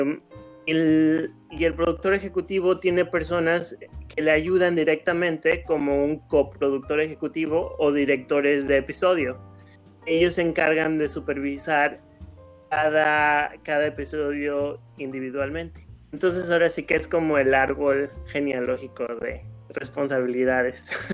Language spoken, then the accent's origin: Spanish; León, Guanajuato, Mexico; moved away as an adult; now in Los Angeles, United States; soy de León, Guanajuato, y ya llevo 15 años viviendo aquí en Los Ángeles